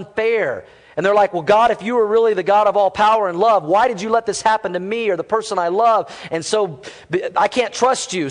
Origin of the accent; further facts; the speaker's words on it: Fort Worth, Texas, United States; moved away; I was born in Fort Worth, Texas